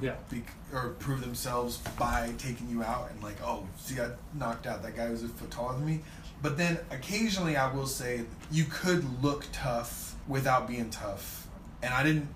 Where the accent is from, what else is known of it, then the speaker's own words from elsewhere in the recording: Southern California, United States; I grew up in Southern California